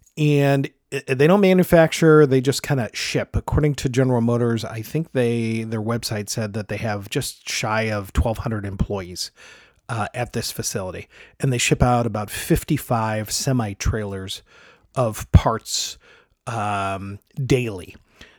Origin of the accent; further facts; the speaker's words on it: Detroit, Michigan, United States; I grew up in Metro Detroit. I currently live in Metro Detroit now.